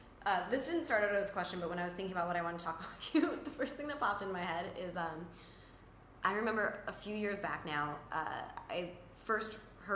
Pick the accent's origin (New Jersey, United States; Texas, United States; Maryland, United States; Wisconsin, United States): Wisconsin, United States; I'm from Wisconsin.